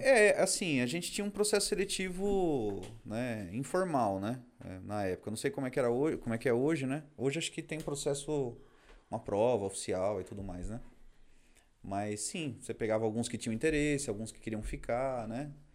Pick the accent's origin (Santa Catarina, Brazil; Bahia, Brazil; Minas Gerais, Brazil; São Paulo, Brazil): São Paulo, Brazil; Carapicuíba; also born or lived in Barueri; Eu sou da região aqui, na verdade, eu nasci em Barueri, mas cresci minha vida inteira em Carapicuíba